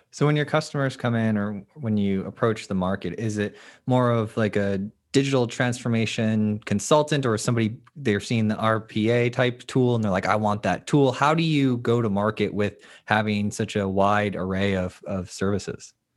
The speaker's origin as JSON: {"language": "English", "region": "Florida", "country": "United States", "said": "I'm from the Sunshine State"}